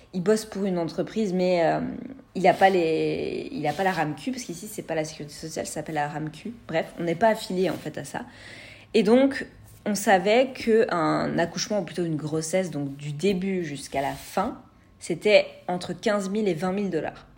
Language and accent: French; France; moved away as an adult; now in Canada; j'ai un, une connexion à ma terre natale qui est puissante